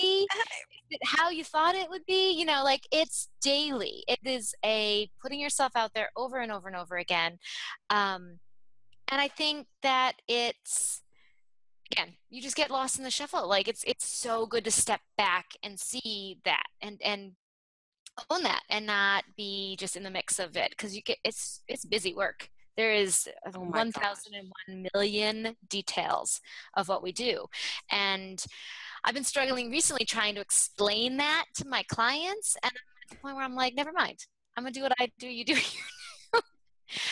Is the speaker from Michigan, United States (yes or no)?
yes; Michigan, United States; also born or lived in New York / Chicago; now in New Jersey, United States; I grew up in Michigan